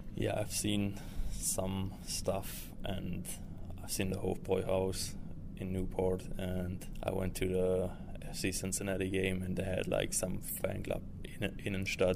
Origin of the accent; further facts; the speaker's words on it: Stuttgart, Baden-Württemberg, Germany; moved away as an adult; now in United States; I played soccer growing up, like most guys in Germany do.